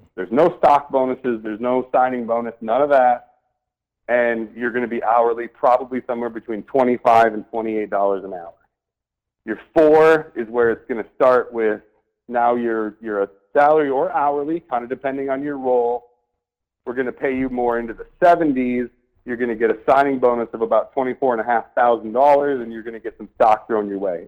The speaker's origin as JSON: {"language": "English", "region": "Michigan", "country": "United States", "tie": "born or raised there", "said": "I'm a Midwest kid. I grew up in in Michigan, watched our jobs go away"}